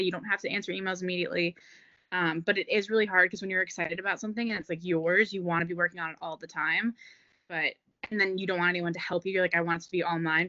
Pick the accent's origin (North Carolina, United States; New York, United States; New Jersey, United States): New Jersey, United States; moved away as an adult; now in Philadelphia, United States; I'm from New Jersey, but I'm living in Philly.